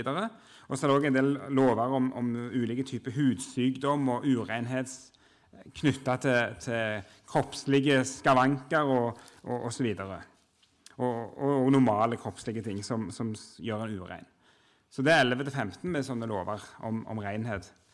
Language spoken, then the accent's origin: Norwegian; Jørpeland, Rogaland, Norway; moved away as an adult; now in Oslo, Norway; jeg kommer fra Rogaland, Jørpeland opprinnelig, men har bodd i Oslo siden 2003